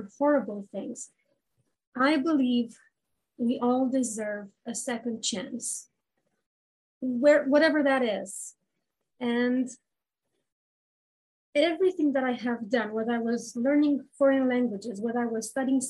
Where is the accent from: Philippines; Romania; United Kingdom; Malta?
Romania; moved away as an adult; now in Canada; I come from Romania